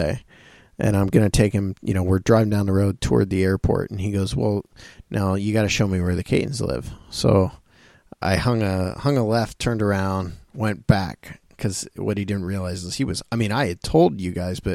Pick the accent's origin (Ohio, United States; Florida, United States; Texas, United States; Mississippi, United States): Ohio, United States; we're from this area and we're from Ohio